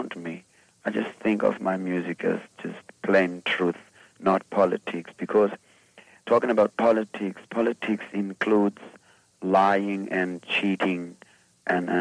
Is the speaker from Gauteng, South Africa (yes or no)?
no; Ermelo, Mpumalanga, South Africa; I'm from South Africa. I was born in a small town southeast of Johannesburg, a town called Ermelo. That's where I was born, and I still live in South